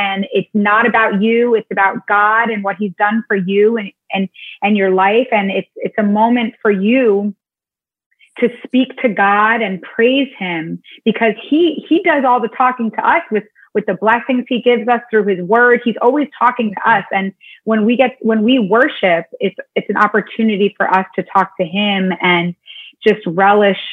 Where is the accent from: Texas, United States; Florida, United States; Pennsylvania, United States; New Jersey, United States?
New Jersey, United States; Northern; I'm from Northern New Jersey